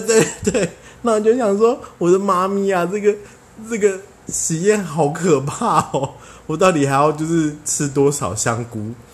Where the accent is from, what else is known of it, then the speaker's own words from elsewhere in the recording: Taiwan; 我们台湾人真的是走很前面